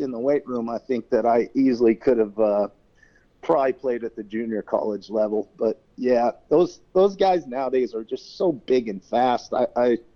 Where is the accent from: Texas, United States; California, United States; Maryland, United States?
California, United States; Riverside County, Southern; also born or lived in Brooklyn, New York; I grew up in a area of Southern California that is called Riverside County